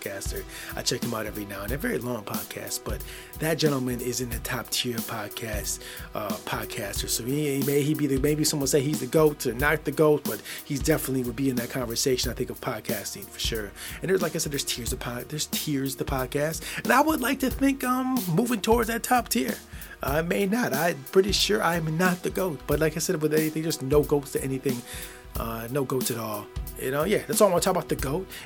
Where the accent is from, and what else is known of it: Michigan, United States; born or raised there